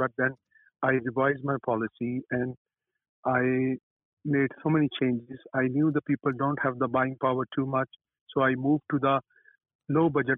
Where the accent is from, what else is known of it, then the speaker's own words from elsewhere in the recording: Pakistan; moved away as an adult; I came from Pakistan in this country, and I worked hard. I did have a basic education from back home